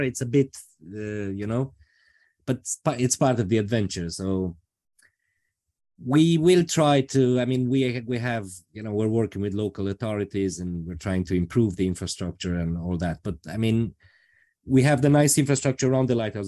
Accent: Transylvania, Romania; moved away as an adult; now in Ireland; I come from Romania, specifically from Transylvania

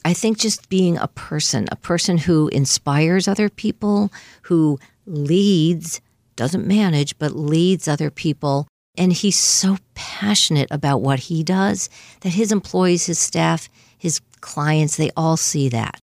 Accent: Longmeadow, Massachusetts, United States; we grew up in Long Meadow, Mass, in the four one three area code out by Springfield.

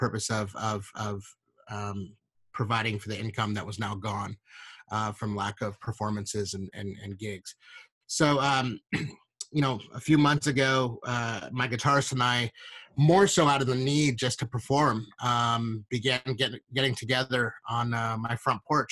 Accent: Northern California, United States; I grew up in Northern California.

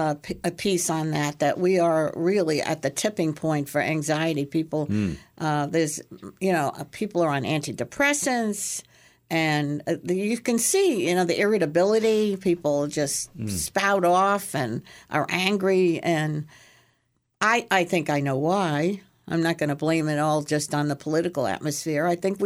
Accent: Brooklyn, New York, United States; I love jazz. I grew up with it in New York and Brooklyn.

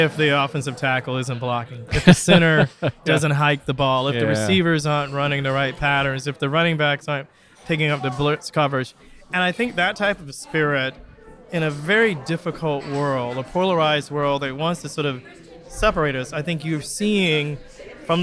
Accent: Florida, United States; also born or lived in New Orleans, Louisiana; now in Michigan, United States; I grew up in Florida, so yeah. It was not four seasons, and I moved up from Louisiana

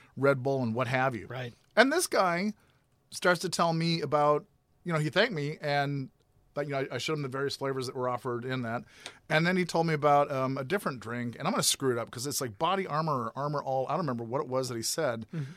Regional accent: Grand Forks, North Dakota, United States; in my hometown in uh, Grand Forks, North Dakota

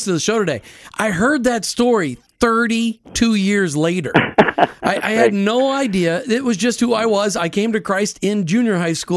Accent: Minneapolis, Minnesota, United States; moved away; Minneapolis, Minnesota, my hometown

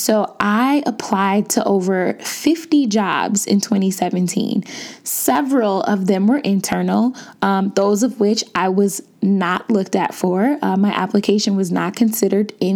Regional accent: Chicago, Illinois, United States; moved away as an adult; I was born and bred in Chicago

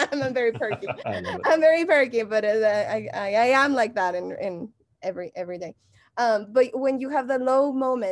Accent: Mexico; English is a second language; moved away as an adult; now in Los Angeles, United States; if you haven't noticed my accent, I'm from Mexico

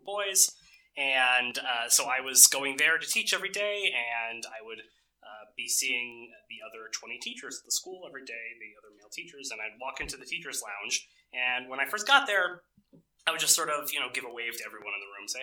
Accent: United States; moved away as an adult; my natural, you know, place growing up in the United States

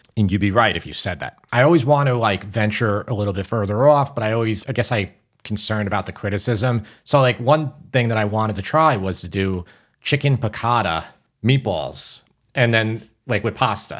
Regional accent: Long Island, New York, United States; We're both from Long Island

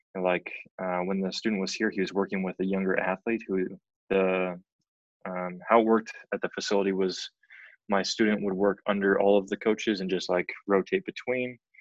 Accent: central Canada, Canada; moved away as an adult; also born or lived in Edmonton, Canada / Massachusetts, United States; I'm from Central Canada

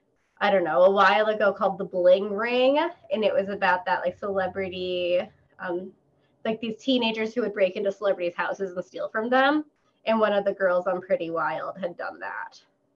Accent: St. Paul, Minnesota, United States; I am from St. Paul, where … is from that area, too.

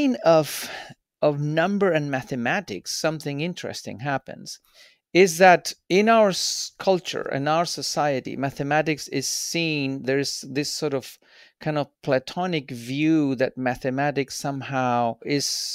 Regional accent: Santiago, Santiago Metropolitan Region, Chile; moved away as an adult; also born or lived in Japan / Switzerland; I'm originally from Chile. I was born in Santiago. And as a kid, I lived 3.5 years in Japan when my dad was working in Japan

